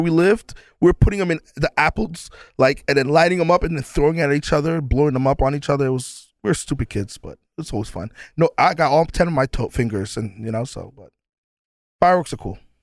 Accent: New York, United States; growing up in New York

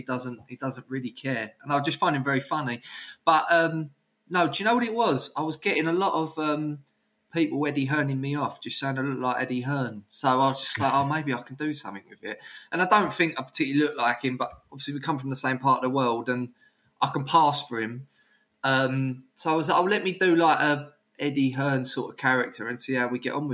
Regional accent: Brentwood, East of England, United Kingdom; where I grew up in Brentwood

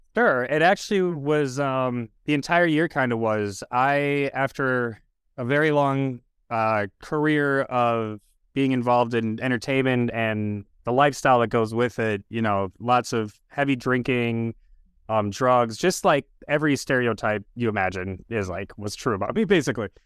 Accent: Minneapolis, Minnesota, United States; I grew up in South Minneapolis in the general area of what is now, uh, George Floyd Square

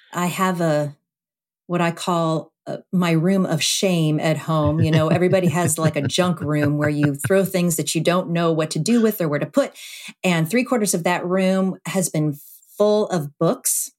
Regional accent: Cleveland, Ohio, United States; now in Indianapolis, United States; my hometown of Cleveland

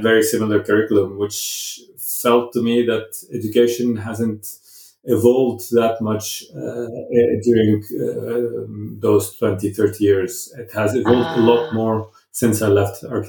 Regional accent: Cairo, Cairo Governorate, Egypt; moved away as an adult; also born or lived in Zambia; now in Norway; I grew up in Cairo

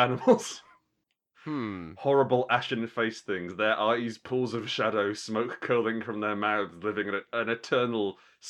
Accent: Glasgow, Scotland, United Kingdom; also born or lived in Alexandria; I'm from Glasgow originally. I was born near Glasgow, a place called Alexandria. But I completely lost the accent.

